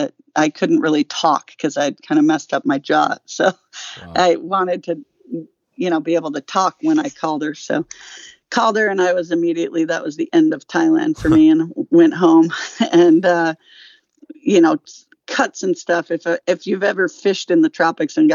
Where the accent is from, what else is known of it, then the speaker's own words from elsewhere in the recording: Minneapolis, Minnesota, United States; accent: Minnesota; moved away; I grew up in Minnesota and it might sneak out once in a while. My Minnesota accent might sneak out once in a while